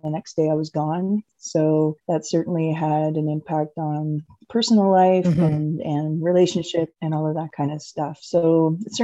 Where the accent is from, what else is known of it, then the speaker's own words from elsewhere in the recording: Cornwall, Ontario, Canada; moved away; I'm originally from Cornwall, Ontario, a very small town